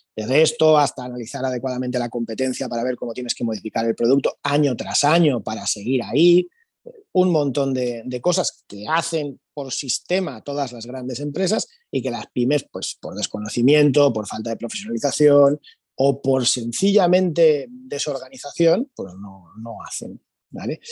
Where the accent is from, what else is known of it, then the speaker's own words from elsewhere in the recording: Spain; Somos así, los españoles somos así